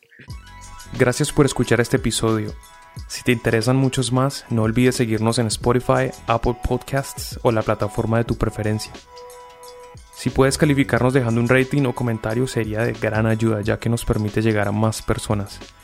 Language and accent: Spanish; Colombia; now in United States